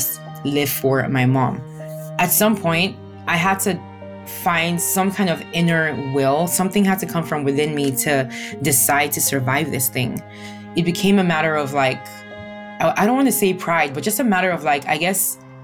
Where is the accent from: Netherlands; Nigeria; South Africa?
Nigeria; Growing up in Nigeria was challenging at times